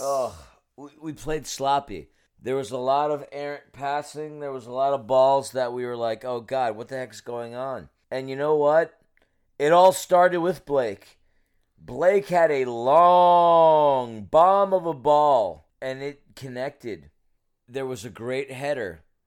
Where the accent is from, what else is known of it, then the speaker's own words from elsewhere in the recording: New York City, New York, United States; I'm from New York City. Not the suburbs, but the city.